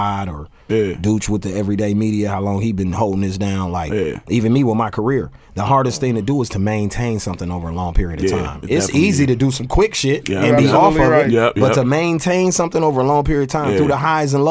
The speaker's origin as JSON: {"language": "English", "town": "Milwaukee", "region": "Wisconsin", "country": "United States", "tie": "born or raised there", "also_born_or_lived": "Oakland, California", "said": "I'm from Cali and then I grew up in Milwaukee where we listen to everything in Milwaukee"}